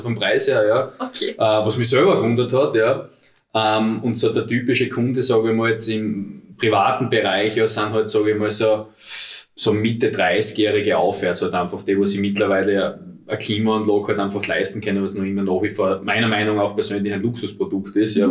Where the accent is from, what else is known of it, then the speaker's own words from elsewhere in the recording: Styria, Austria; moved away as an adult; now in Vienna, Austria; wie man hört, bin ich aus der Steiermark, lebe jetzt seit sieben Jahren da in Wien